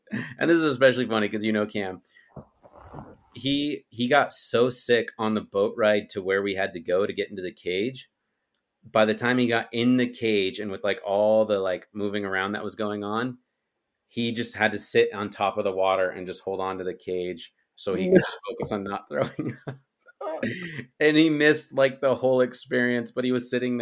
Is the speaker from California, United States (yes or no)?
no; Utah, United States; moved away; also born or lived in Texas; At the time I lived in Texas, but I'm from Utah